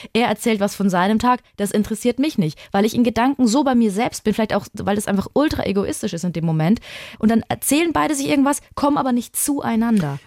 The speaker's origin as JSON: {"language": "German", "town": "Würzburg", "region": "Bavaria", "country": "Germany", "tie": "born or raised there", "said": "ich habe in Würzburg gewohnt am Anfang der Beziehung, also ist meine Heimatstadt"}